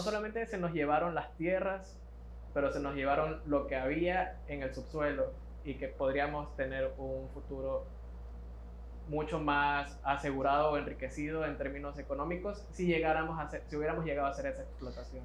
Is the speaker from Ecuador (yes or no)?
yes; Ecuador